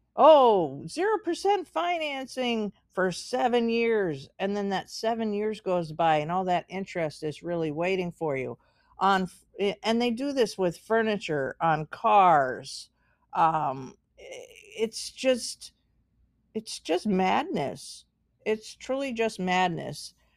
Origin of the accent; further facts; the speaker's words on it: United States; I'm American, so I can, I can speak as being an American